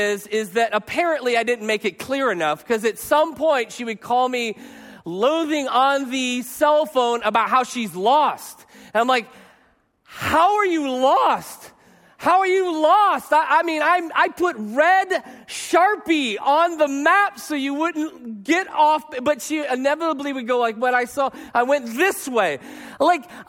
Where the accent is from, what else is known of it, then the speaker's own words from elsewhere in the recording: Arizona, United States; I'm from Arizona.